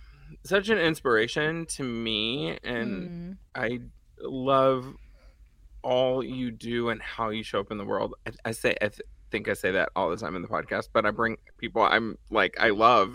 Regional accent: Dallas, Texas, United States; In Dallas.

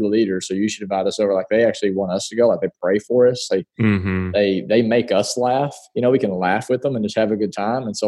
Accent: Paragould, Arkansas, United States; born and raised in Paragould, Arkansas

